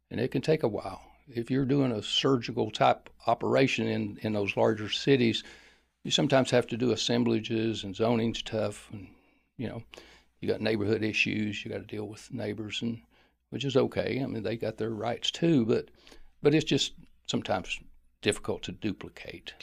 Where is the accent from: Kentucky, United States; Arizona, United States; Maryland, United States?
Kentucky, United States; Pikeville; I grew up in Pikeville, Kentucky.